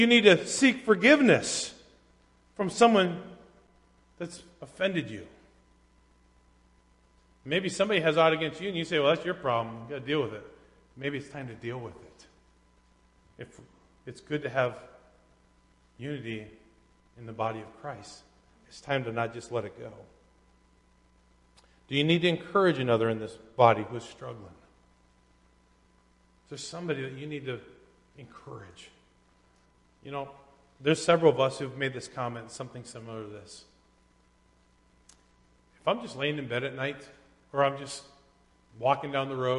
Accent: United States; as an American

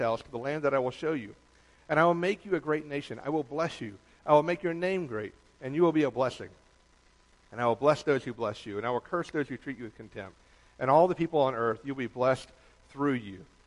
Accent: Toledo, Ohio, United States; also born or lived in Atlanta, Georgia; now in New York, United States; I was born in Toledo, Ohio. My dad worked for the railroad. When they went under in the 80s, going bankrupt, he went south looking for work. His first job when we moved to Atlanta

